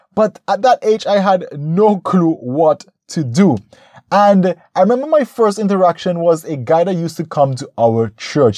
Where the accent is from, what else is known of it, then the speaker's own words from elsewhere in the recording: St. Vincent & Grenadines; my home country, Saint Vincent